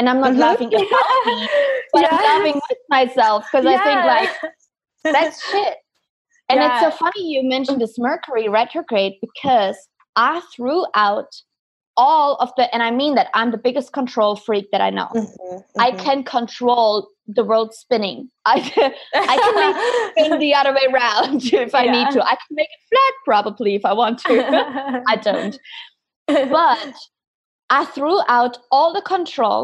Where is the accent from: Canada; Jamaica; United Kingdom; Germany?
Germany; moved away; I'm from Germany originally